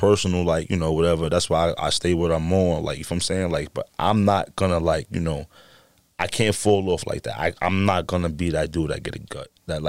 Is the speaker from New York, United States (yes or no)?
yes; Bronx, New York, United States; Like, I lived on 175 McCombs, so we, like, took the 4 line all the way down